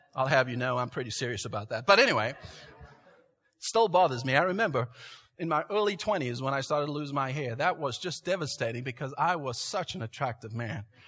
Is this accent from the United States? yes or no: no; South Africa; moved away; I grew up in South Africa